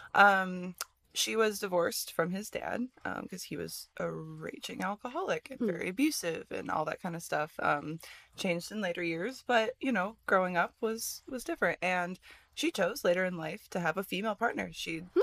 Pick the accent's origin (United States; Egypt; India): United States; Midwest; I grew up in the Midwest